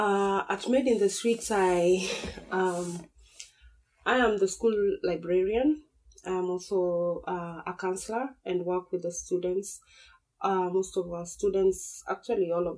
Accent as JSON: {"language": "English", "region": "Nairobi", "country": "Kenya", "tie": "born or raised there", "said": "I am born and raised in Nairobi. I've lived in Nairobi all my life, gone to school there"}